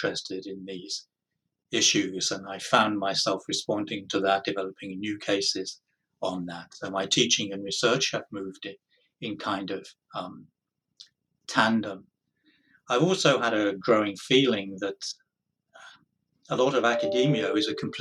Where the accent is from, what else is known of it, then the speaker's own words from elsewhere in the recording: United Kingdom; moved away as an adult; now in United States; born in Britain, moved to the United States 22 years ago, quite a long time.